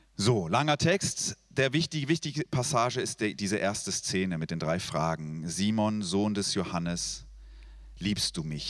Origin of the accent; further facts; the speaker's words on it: Switzerland; Ich bin Schweizer